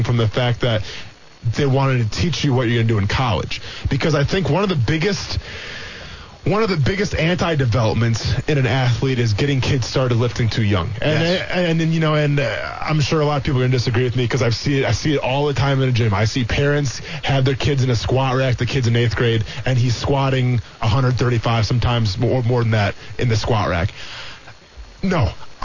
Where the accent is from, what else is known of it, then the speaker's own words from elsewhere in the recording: Iola, Wisconsin, United States; moved away; growing up in Iola